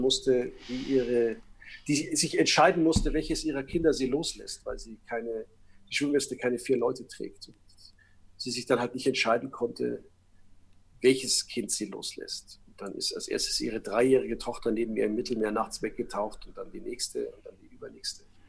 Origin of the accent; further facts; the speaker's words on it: Munich, Bavaria, Germany; ich bin ja in München geboren und aufgewachsen